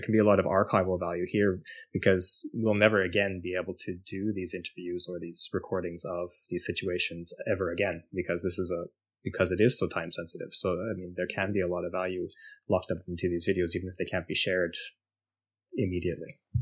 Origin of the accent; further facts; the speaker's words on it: Canada; moved away as an adult; now in Norway; I am formerly from Canada and now following my heart, uh, moved to Norway